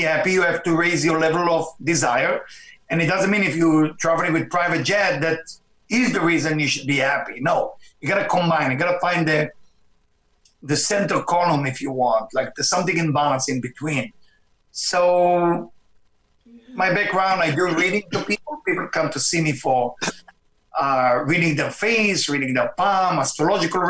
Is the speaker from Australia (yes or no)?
no; Israel; my background is I was born in Israel, and to a family which is, of course, Jewish family